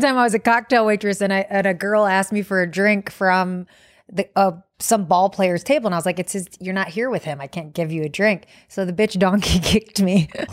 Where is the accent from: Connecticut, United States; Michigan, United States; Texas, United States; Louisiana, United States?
Michigan, United States; Detroit; I'm from Detroit